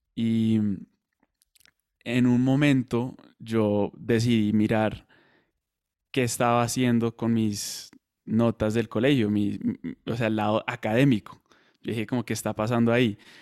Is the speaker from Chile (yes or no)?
no; Colombia; also born or lived in Madrid; now in United States; soy colombiano, vivo en Estados Unidos